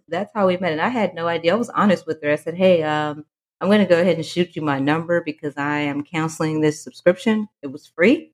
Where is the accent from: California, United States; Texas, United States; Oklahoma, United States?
Texas, United States; Fort Worth; I am from Fort Worth, Texas